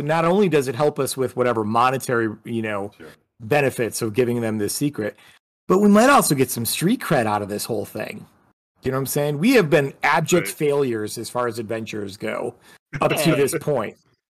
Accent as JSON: {"language": "English", "region": "Western New York", "country": "United States", "said": "I'm from Western New York."}